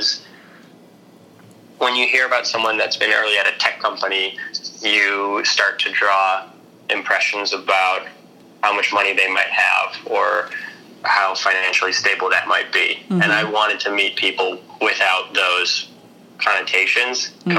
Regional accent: Chicago, Illinois, United States; also born or lived in New York; now in San Francisco, United States; I actually grew up in the suburbs of Chicago

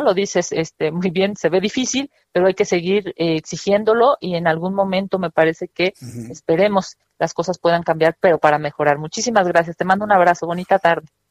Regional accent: Mexico

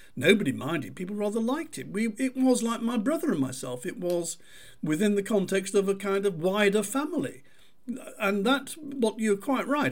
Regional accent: Manchester, North West England, United Kingdom; I grew up in Manchester.

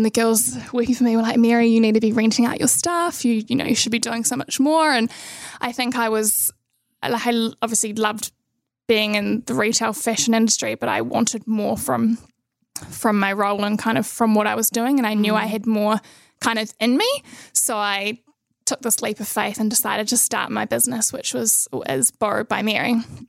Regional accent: Nelson, New Zealand; also born or lived in Christchurch; Yeah, so I was born in Christchurch, but I grew up in Nelson. Did most of my schooling there

